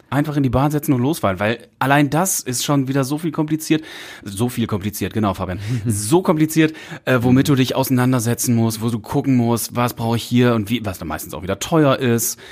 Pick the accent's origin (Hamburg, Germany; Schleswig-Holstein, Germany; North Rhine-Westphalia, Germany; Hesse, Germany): North Rhine-Westphalia, Germany; Münsterland; Ich komme aus dem Münsterland und da gibt's ja die Freiwillige Feuerwehr, da gibt's mhm. eine Jugendfeuerwehr, da geht man erst mit so mit 10, 12 Jahren rein. Da war ich, äh, bis ich dann irgendwann mit 18 in die aktive Freiwillige Feuerwehr übernommen wurde